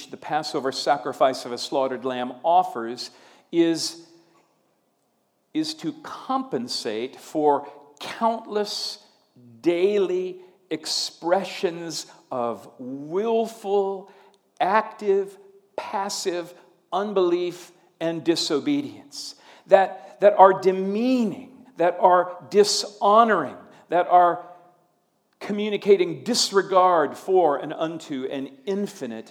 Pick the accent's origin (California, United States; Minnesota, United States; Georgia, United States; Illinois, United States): Minnesota, United States; moved away; being a Minnesotan